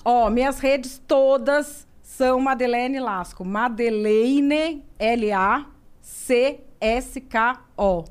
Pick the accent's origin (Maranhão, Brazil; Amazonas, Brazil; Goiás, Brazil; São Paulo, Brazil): São Paulo, Brazil; Santo André; now in Cotia, Brazil; eu sou nascida em Santo André